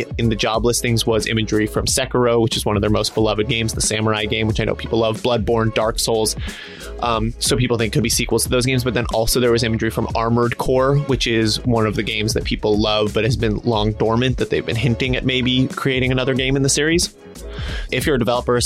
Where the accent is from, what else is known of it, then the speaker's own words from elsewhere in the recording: Boulder, Colorado, United States; also born or lived in Denver; I'm from Boulder, but I've spent a lot of time in Denver as well